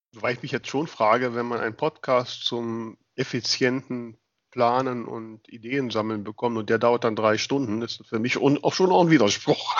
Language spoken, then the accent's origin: German; West Germany, Germany; für mich als Wessi